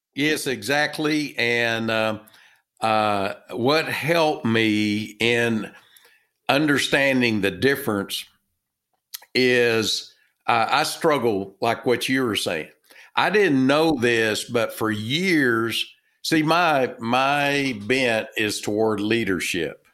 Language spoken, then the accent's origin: English; Texas, United States; accent: Texan; I'm from Texas, uh, by my, uh, my accent